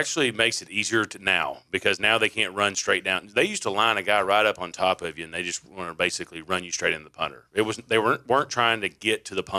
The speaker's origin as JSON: {"language": "English", "town": "Fort Smith", "region": "Arkansas", "country": "United States", "tie": "born or raised there", "said": "I was from Arkansas"}